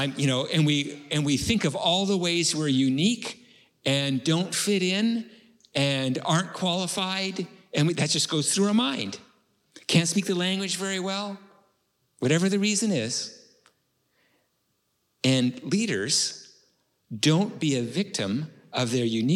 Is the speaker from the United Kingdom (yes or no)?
no; Canada; I'm from Canada